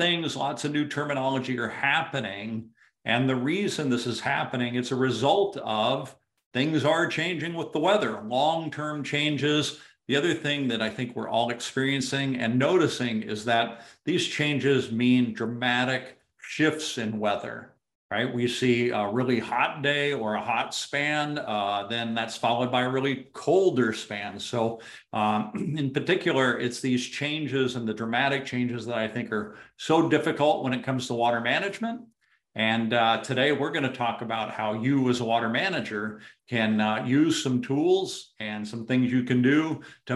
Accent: Arizona, United States; moved away; also born or lived in Southern California; as a kid growing up in Arizona

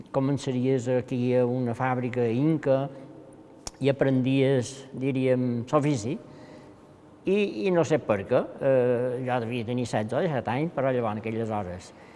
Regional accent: Campanet, Balearic Islands, Spain; Vaig néixer a Campanet

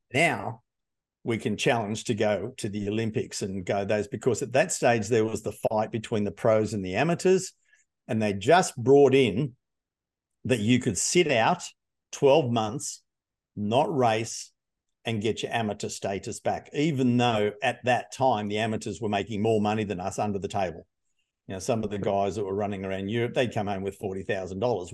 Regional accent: Hunter Valley, New South Wales, Australia; I grew up in the Hunter Valley

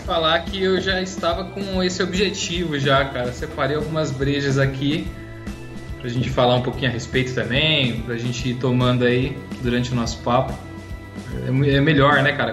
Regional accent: Jundiaí, São Paulo, Brazil; eu sou de Jundiaí, interior de São Paulo

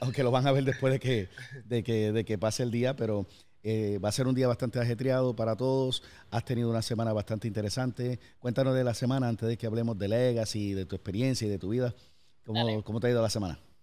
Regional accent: Puerto Rico; moved away; also born or lived in United States; que soy de Puerto Rico, me fui, regresé

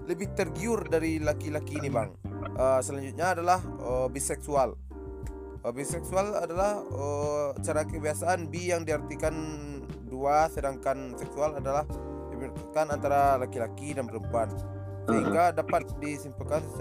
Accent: West Sumatra, Indonesia; ditempatkan lagi untuk daerah kita Minang atau

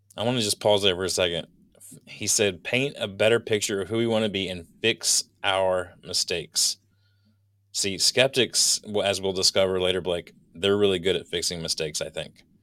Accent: Southeast Virginia, United States; when I was a kid growing up in Southeast Virginia

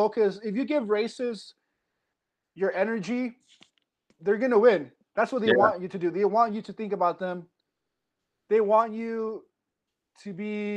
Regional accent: Quincy, Washington, United States; also born or lived in Central California; I grew up in Quincy, Washington

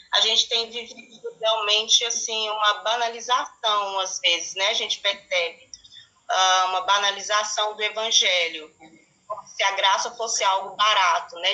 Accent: Brazil; como brasileiros e brasileiras, cidadãos, né, cidadãs

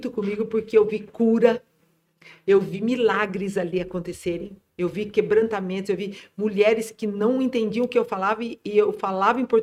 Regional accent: Ibitinga, São Paulo, Brazil; Falei, sou de Bitinga

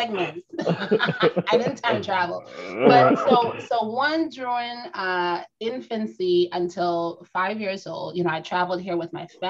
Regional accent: Trinidad & Tobago; I am a Trini native

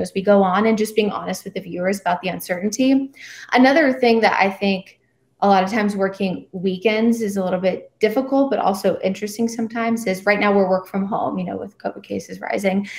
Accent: Atlanta, Georgia, United States; moved away as an adult; also born or lived in Myrtle Beach / Florida; I grew up in Atlanta

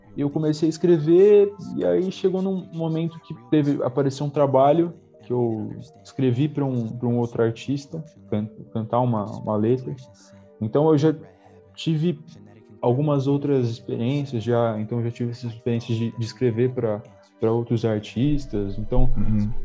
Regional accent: Jundiaí, São Paulo, Brazil; eu sou de Jundiaí, né? nasci em São Paulo, mas é, cresci em Jundiaí, moro aqui há

